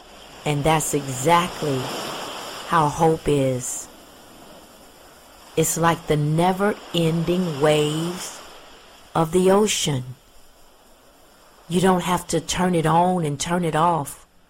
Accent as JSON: {"language": "English", "town": "Pensacola", "region": "Florida", "country": "United States", "tie": "born or raised there", "said": "It might be just because I'm a native Floridian and I grew up in Pensacola, Florida"}